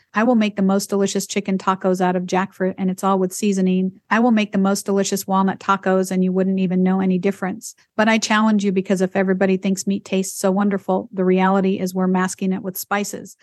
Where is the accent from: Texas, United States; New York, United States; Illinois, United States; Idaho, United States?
Idaho, United States; I grew up in Idaho